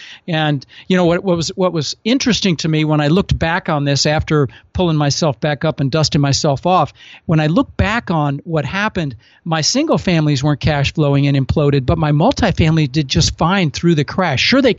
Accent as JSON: {"language": "English", "town": "Denver", "region": "Colorado", "country": "United States", "tie": "born or raised there", "said": "I had, you know, the palm trees because I grew up in Denver"}